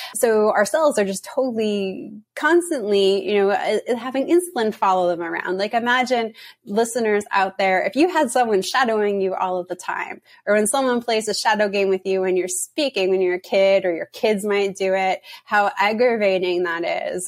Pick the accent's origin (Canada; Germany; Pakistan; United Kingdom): Canada; now in United States; I'm from Canada and I'm just living in the US